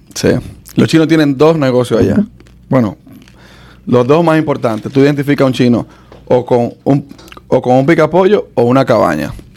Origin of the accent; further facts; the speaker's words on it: Dominican Republic; now in United States; yo, nací aquí, pero me crié en República Dominicana